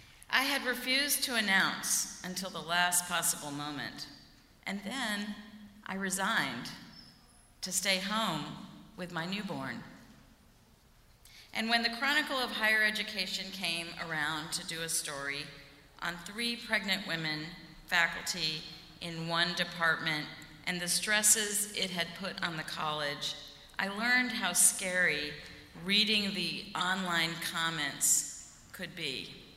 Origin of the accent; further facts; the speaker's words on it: the South, United States; accent: southern; I had to wear menswear suits in the mid-1980s to fit in, lose my southern accent